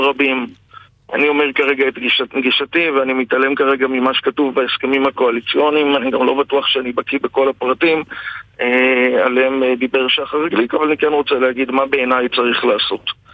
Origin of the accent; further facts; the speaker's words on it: Galilee, Israel; כתושב הגליל